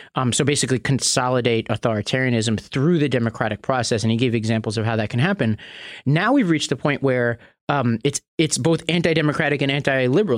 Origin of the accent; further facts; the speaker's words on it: New York, United States; my home state of New York